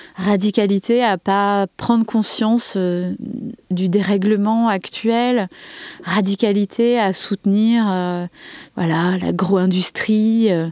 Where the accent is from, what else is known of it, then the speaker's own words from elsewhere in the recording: Saint-Denis, Île-de-France, France; moved away as an adult; now in Verfeil-sur-Seye, France; je viens de Saint-Denis